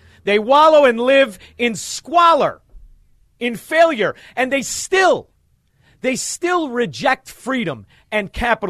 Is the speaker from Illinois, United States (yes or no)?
yes; Chicago, Illinois, United States; accent: Chicago; I'm a kid from Chicago.